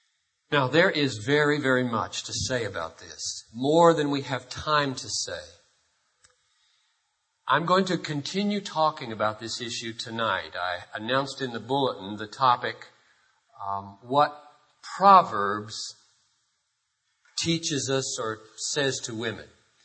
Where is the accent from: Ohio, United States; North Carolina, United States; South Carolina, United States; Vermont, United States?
South Carolina, United States; Greenville; The early 60s, you may remember, were the days of civil rights, ugly days in the South. I grew up in Greenville, South Carolina, and I remember an experience.